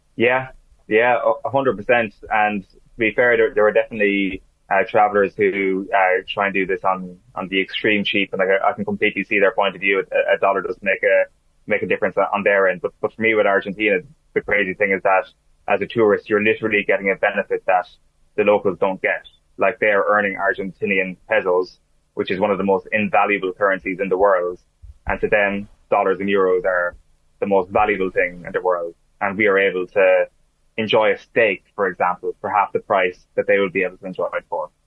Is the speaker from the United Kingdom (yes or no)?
no; Ireland; as an Irishman